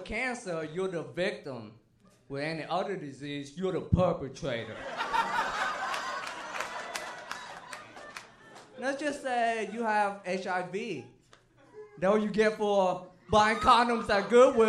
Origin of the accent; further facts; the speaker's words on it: Vietnam; English is a second language; now in Texas, United States; I'm from Vietnam